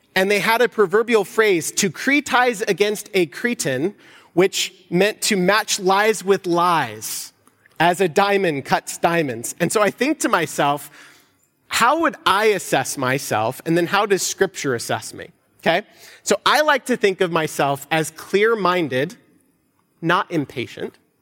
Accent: United States; us as American Christians

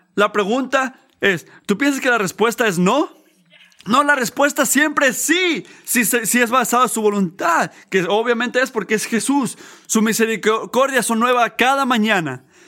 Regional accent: United States; como americanos

